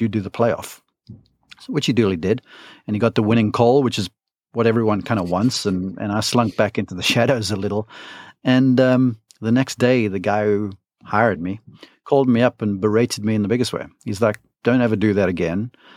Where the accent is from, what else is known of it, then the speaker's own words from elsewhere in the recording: South Africa; moved away as an adult; now in Columbus, United States; I'm from South Africa, um, grew up there, uh, came over to college in the United States to Columbus, Georgia